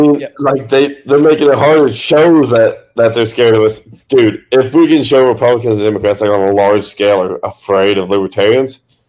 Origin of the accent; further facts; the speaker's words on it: Tennessee, United States; I'm originally from East Tennessee, and we struggled with the same issues that y'all had previously.